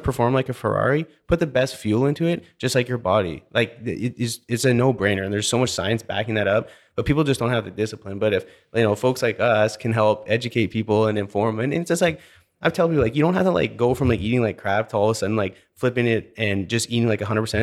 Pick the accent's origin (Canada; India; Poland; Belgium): Canada; British Columbia; also born or lived in Alberta; now in Houston, United States; growing up in British Columbia